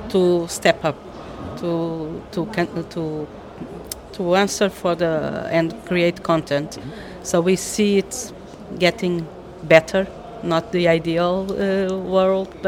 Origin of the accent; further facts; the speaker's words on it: Portugal; English is a second language; I'm, uh, I, am i am from Portugal.